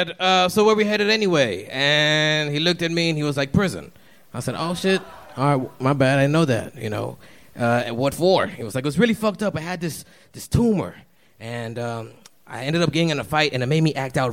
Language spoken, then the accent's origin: English; Dallas, Texas, United States; I'm from Dallas, Oak Cliff